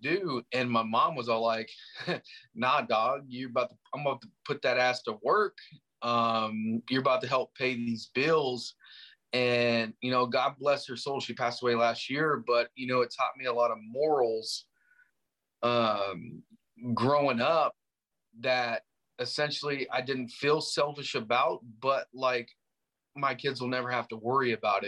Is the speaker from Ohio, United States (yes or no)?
no; Nebraska, United States; moved away as an adult; also born or lived in California; I was raised in Nebraska, and it wasn't a good childhood